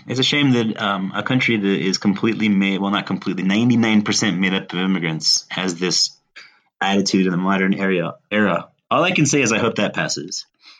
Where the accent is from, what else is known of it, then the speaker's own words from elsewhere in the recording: United States; moved away as an adult; now in Colombia; I'm from the United States and I left shortly after the last Trump election.